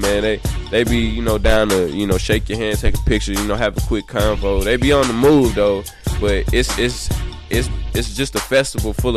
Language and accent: English; Houston, Texas, United States